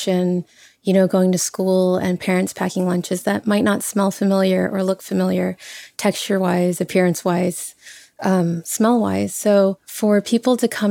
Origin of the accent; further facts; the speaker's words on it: Dallas, Texas, United States; moved away as an adult; now in New York, United States; I was born and raised in Dallas. I lived there for the first 20 years of my life as a Vietnamese Texan